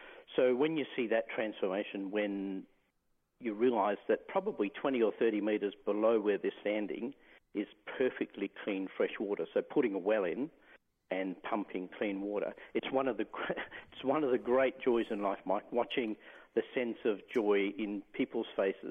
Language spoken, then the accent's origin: English; the Pilbara, Western Australia, Australia; I grew up in the Pilbara, so some pretty hot days.